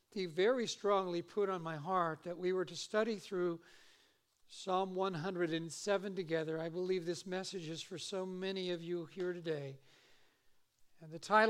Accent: Eugene, Oregon, United States; now in Simi Valley, United States; I grew up in Eugene, Oregon

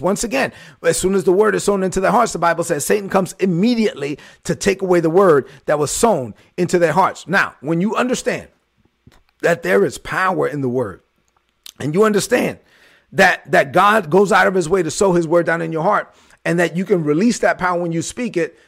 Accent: New York City, New York, United States; moved away; I was straight outta Brooklyn, and I let everybody know I was from Brooklyn

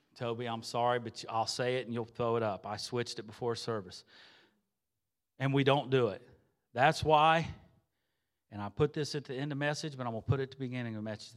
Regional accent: Xenia, Ohio, United States; moved away as an adult; I'm originally from Xenia, Ohio.

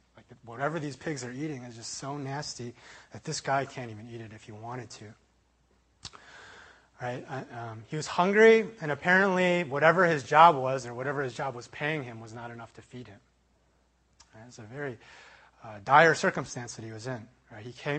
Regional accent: Chicago, Illinois, United States; I was traveling from University of Illinois back to Chicago. That's kind of where I'm from in my hometown.

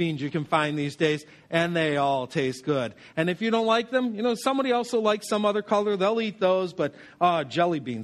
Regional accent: Western New York, United States; Where I grew up in Western New York

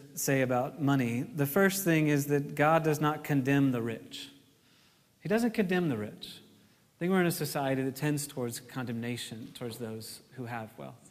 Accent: United States; as American Christians

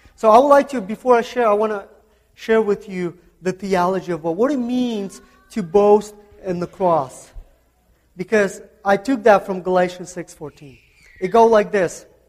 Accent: Kazakhstan; English is a second language; moved away; I'm from Central Asia. Central Asia, it's a, uh, uh, it's a country called Kazakhstan.

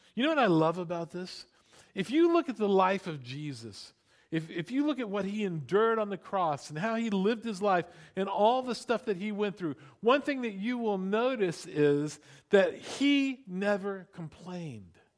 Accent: Florida, United States; I grew up in Florida

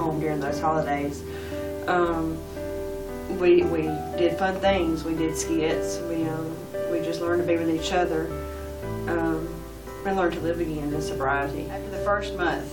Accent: Edder, Georgia, United States; I'm from Edder, Georgia

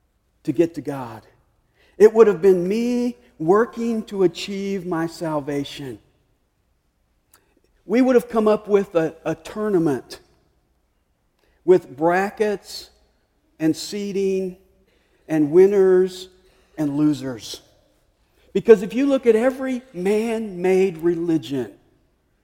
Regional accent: Nashville, Tennessee, United States; moved away; I grew up in Nashville, so I grew up rooting for Vanderbilt

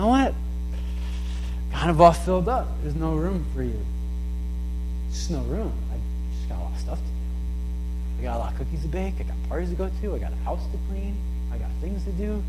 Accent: New London, Connecticut, United States; growing up in New London

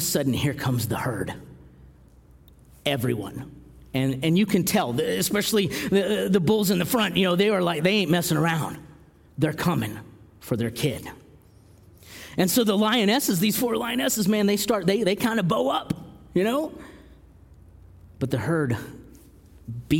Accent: Alaska, United States; being from Alaska

